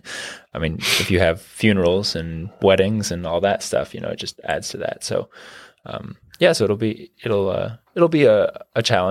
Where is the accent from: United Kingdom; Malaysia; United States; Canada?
United States; Garrett, Kentucky; I grew up in Garrett. I grew up at the end of a holler